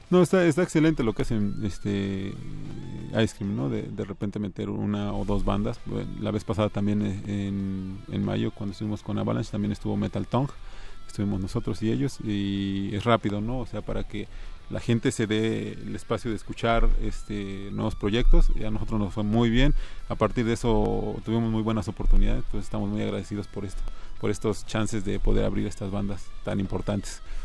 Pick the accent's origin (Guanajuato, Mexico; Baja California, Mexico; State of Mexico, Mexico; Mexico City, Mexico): State of Mexico, Mexico; Tecámac; yo soy de Tecama, que Estado de México